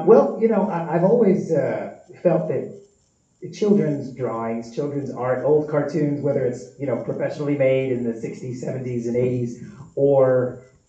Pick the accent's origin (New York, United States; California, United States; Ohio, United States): New York, United States; New York City; moved away as an adult; I actually went to high school with the producers of Terrifier. Yeah, we're all from Staten Island, New York, repping the main streets of Shaolin